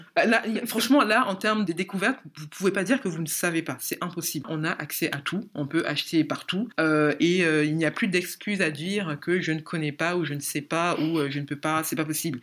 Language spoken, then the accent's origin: French; Cameroon; moved away; also born or lived in Ivory Coast; je suis camerounaise